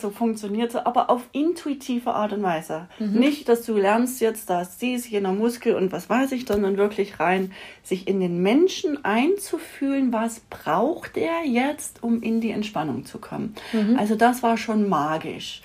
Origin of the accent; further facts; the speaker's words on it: Saxony, Germany; moved away as an adult; now in Austria; ich bin ja in Sachsen aufgewachsen